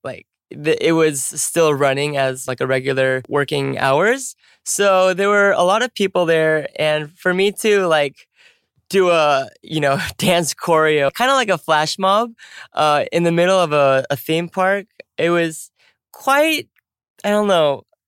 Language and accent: English; California, United States; first language English; moved away; California, which is my home state